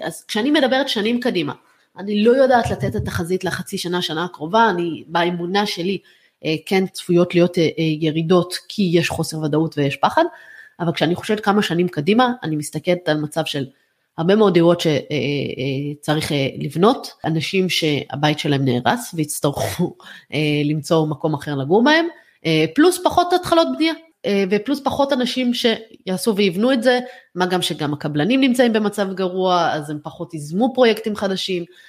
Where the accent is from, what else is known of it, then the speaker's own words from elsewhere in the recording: Israel; אני עכשיו כצרכנית ישראלית